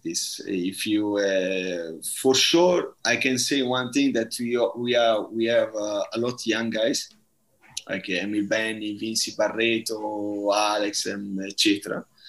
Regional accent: Bari, Apulia, Italy; English is a second language; moved away; I'm from Bari

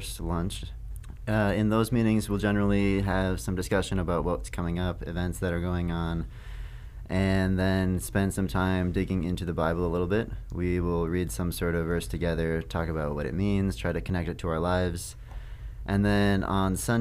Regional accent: Cannon Falls, Minnesota, United States; moved away; my hometown, Cannon Falls.

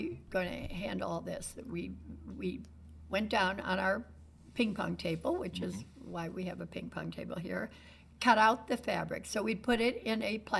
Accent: Miami Beach, Florida, United States; moved away; also born or lived in Chicago; I grew up in Miami Beach

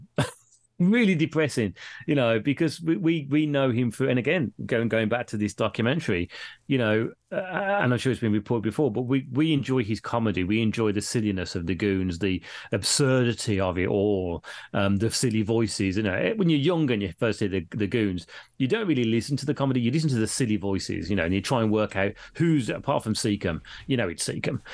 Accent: Birmingham, West Midlands, United Kingdom; coming from Birmingham, we know no different because we've always been brought up with Indian people

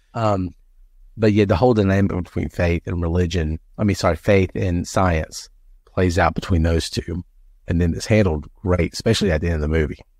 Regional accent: the Bible Belt, United States; I grew up in the Bible Belt

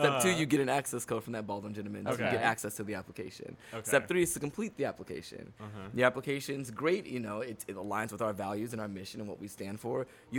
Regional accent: Chatsworth, California, United States; The Valley.

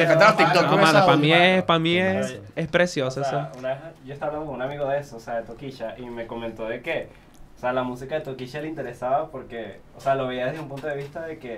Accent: Dominican Republic; Yo soy dominicano y lo manejo.

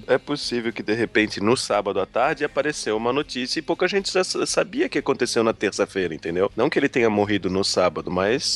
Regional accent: Brazil; Como brasileiro

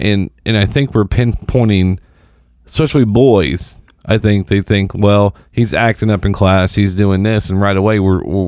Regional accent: Seymour, Indiana, United States; also born or lived in Dallas, Texas; I'm actually from Seymour

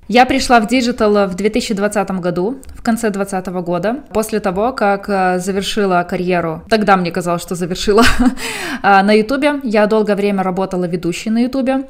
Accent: Belarus; now in Ukraine; я как, как белорус, который уже жил много лет в Украине

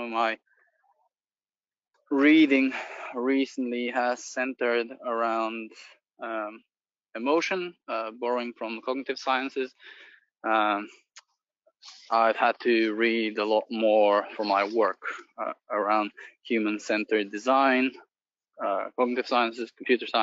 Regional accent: Bulgaria; moved away; I'm originally from Bulgaria.

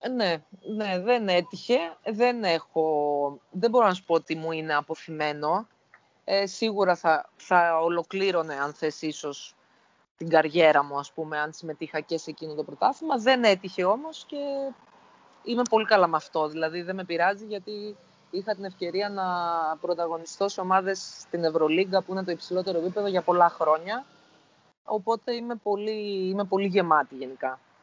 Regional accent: Greece; σαν Έλληνες

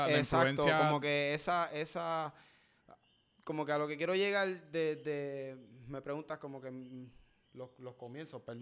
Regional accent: Dorado, Puerto Rico; Yo, digo que yo soy dorado.

